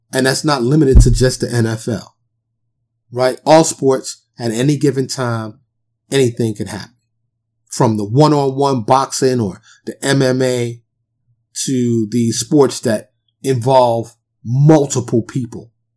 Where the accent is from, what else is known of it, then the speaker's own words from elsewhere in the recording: New York City, New York, United States; moved away as an adult; also born or lived in Dallas area, Texas; now in Dallas, United States; I'm born and raised in New York City